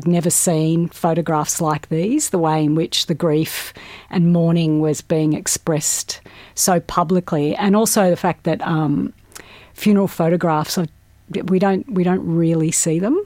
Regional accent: Australia; growing up in Australia

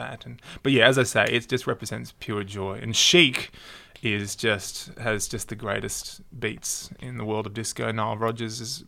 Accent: Sydney, New South Wales, Australia; I grew up in the northern suburbs of Sydney

